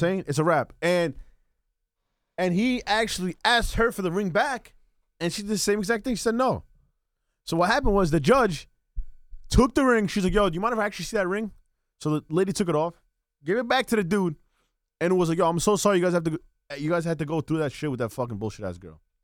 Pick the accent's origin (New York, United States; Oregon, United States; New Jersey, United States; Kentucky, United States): New Jersey, United States; Bayonne; I was born and raised in Bayon.